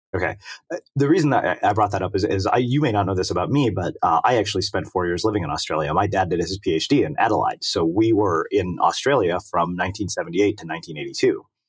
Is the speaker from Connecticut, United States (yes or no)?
no; Texas, United States; moved away; I grew up in Texas